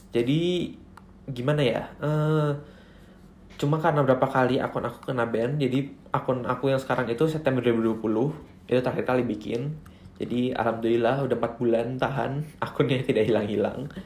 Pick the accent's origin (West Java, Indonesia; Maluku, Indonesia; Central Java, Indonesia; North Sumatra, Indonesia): North Sumatra, Indonesia; Terus kalau … itu marga aku, karena aku orang Batak.